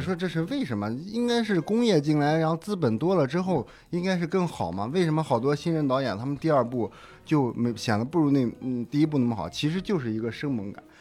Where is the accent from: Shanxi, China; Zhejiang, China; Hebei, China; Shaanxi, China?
Shanxi, China; 然后本身我是山西人嘛